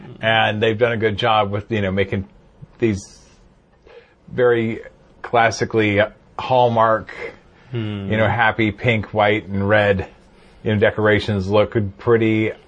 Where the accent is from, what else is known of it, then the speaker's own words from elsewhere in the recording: Sacramento, California, United States; There were those of us who were born and raised in Sacramento.